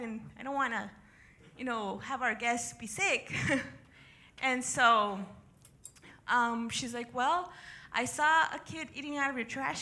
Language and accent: English; El Paso, Texas, United States; also born or lived in Ciudad Juárez, Mexico; I was actually born and raised in El Paso and Juarez.